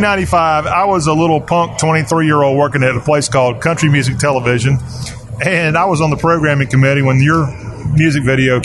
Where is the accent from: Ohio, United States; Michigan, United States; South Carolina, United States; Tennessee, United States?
South Carolina, United States; Lexington; also born or lived in Columbia, South Carolina; I was born in Columbia but grew up in Lexington.